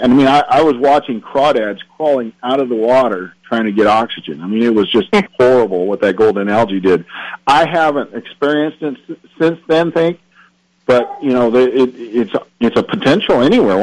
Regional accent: the West, United States; growing up in the West is you become versatile

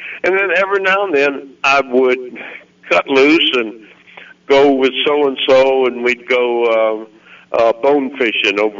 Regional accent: Missouri, United States; moved away as an adult; now in Arkansas, United States; I was from Missouri, but I virtually never went back

